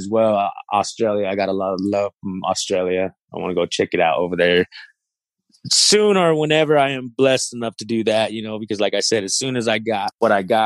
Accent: Idaho Falls, Idaho, United States; I'm from Idaho Falls. You know what I mean? I'm from Idaho.

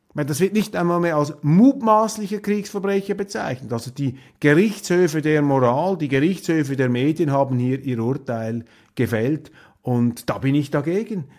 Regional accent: Switzerland; für mich jetzt als Schweizer, als Neutraler

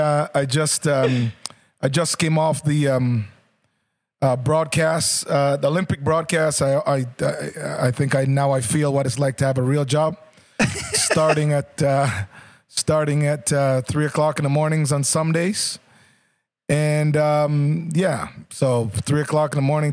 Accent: Canada; as a Canadian

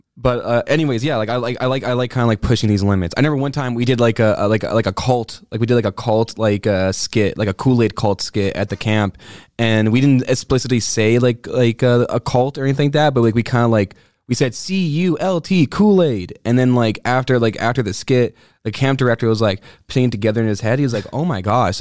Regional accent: Quebec, Canada; I like being the hot seat of being English in Quebec.

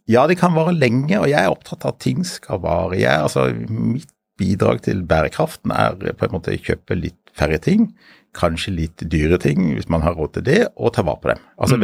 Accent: Sørlandet, Norway; also born or lived in Bergen; Jeg er oppvokst på Sørlandet, men jeg er født i Bergen.

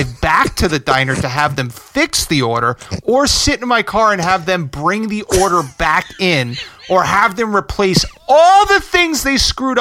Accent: River Edge, New Jersey, United States; my hometown

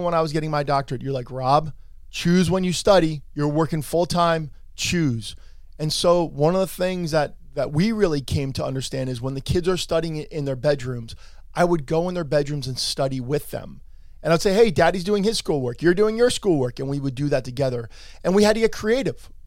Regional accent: Allendale, New Jersey, United States; I'm from Bergen County. I'm an Allendale boy

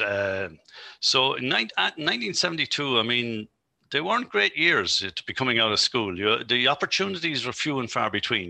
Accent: Carlow, County Carlow, Ireland; moved away; I'm originally from Carlow

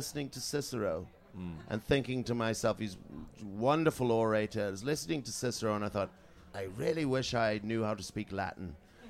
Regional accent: Canada; born or raised there; also born or lived in Trinidad and Tobago; now in London, United Kingdom

